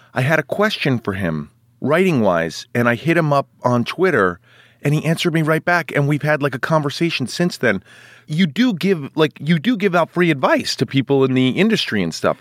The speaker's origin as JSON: {"language": "English", "town": "New York City", "region": "New York", "country": "United States", "tie": "born or raised there", "said": "I grew up in Manhattan."}